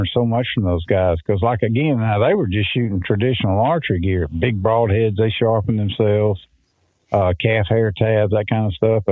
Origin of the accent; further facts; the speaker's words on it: Mississippi, United States; growing up in Mississippi